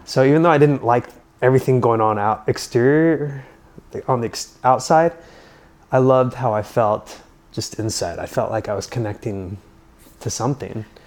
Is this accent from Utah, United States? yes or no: yes; Utah, United States; growing up in Utah